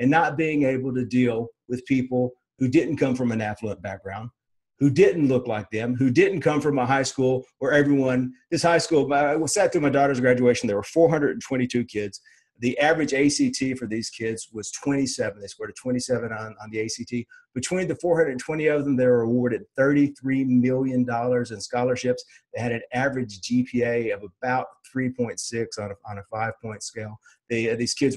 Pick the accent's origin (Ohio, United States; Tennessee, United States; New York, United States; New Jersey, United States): Tennessee, United States; Nashville; I grew up in Nashville, literally on the other side of the river.